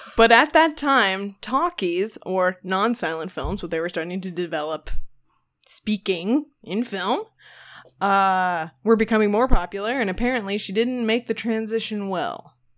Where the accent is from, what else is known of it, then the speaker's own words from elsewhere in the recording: Houston, Texas, United States; growing up in Houston